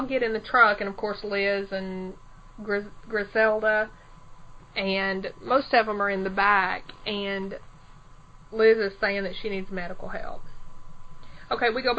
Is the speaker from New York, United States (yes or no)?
no; Tennessee, United States; we're from Tennessee